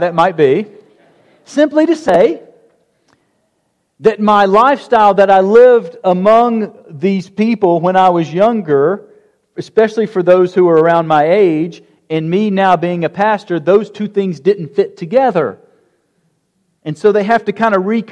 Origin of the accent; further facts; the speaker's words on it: Harrison, Tennessee, United States; I grew up over in Harrison